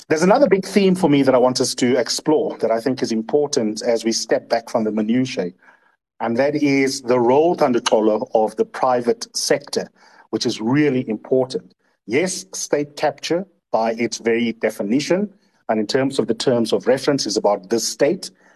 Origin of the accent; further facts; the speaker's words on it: South Africa; as a South African